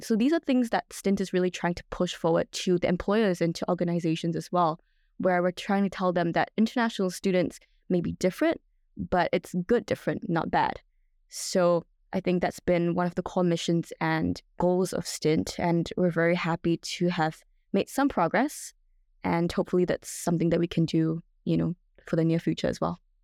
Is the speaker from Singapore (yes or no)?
yes; Singapore; moved away as an adult; now in Melbourne, Australia; I was born and raised in Singapore.